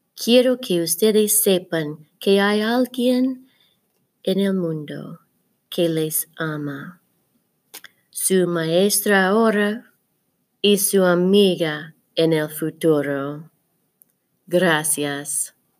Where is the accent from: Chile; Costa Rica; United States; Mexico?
United States; Diamond, Missouri; Aunque yo llevo la sangre de California, la tierra de mi madre y de mi padre, yo soy de Misuri. Y yo soy de Diamond